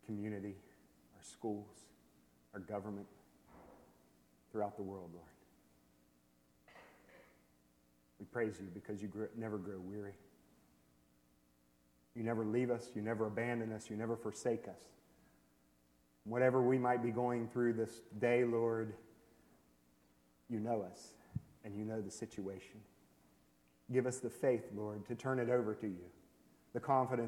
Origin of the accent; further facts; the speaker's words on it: Worthington, West Virginia, United States; moved away as an adult; now in Mexico; We're both originally from West Virginia. I'm from up the road at Worthington.